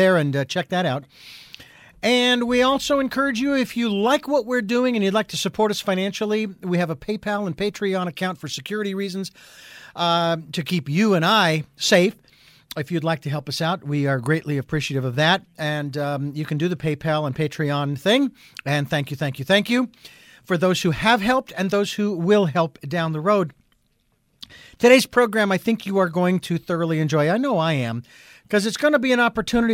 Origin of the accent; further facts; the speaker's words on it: Phoenix, Arizona, United States; I'm from Phoenix